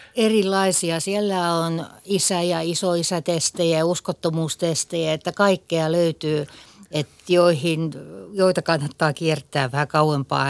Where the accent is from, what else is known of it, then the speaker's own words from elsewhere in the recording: Kokemäenjoki river basin area, Western Finland, Finland; me ollaan tämmöisiä länsisuomalaisia Kokemäenjoen vesistön alueelta